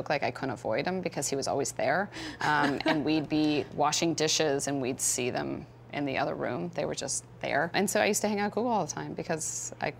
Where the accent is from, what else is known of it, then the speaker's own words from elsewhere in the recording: Stanford, California, United States; I grew up on Stanford campus